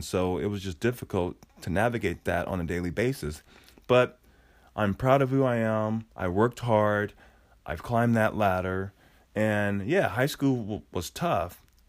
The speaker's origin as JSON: {"language": "English", "region": "Oregon", "country": "United States", "tie": "born or raised there", "said": "But, you know, growing up in Oregon, I moved here in, I would say, 1979, maybe 78."}